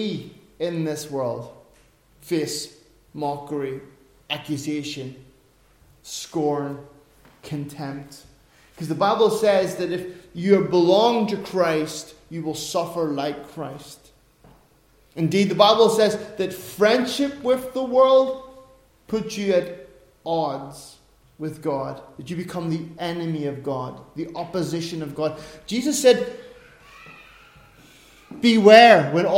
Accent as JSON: {"language": "English", "country": "Ireland", "said": "I'm an Irishman."}